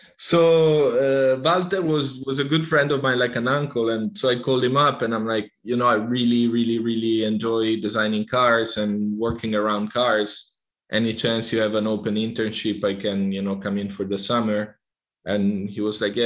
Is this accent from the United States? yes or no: no; Italy; moved away as an adult; also born or lived in Barcelona; I come from Italy.